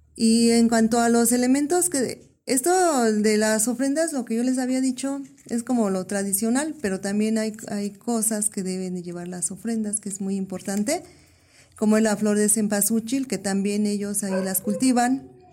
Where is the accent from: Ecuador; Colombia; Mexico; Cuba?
Mexico; Sierra region, Guerrero; yo soy de Guerrero, de la región de la Sierra